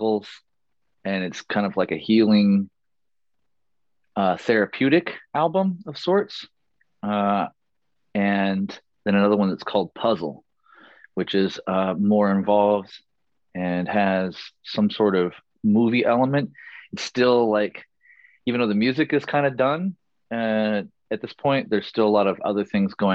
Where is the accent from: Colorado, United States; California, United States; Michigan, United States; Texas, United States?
California, United States; Chico; moved away as an adult; also born or lived in Los Angeles / San Francisco; I ended up moving back to my hometown of Chico, hometown area, Chico, Corning, Redding, Red Bluff, Orland, Oroville, all Northern California. It's all my hometown, basically